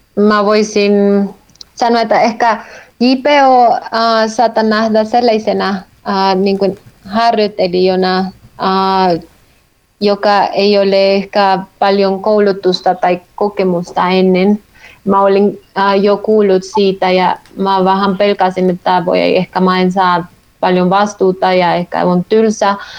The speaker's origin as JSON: {"language": "Finnish", "country": "Colombia", "also_born_or_lived": "Helsinki, Finland", "second_language": "Finnish", "moved": "as an adult", "lives_now": "Finland", "said": "mä olen kotoisin Kolumbiasta"}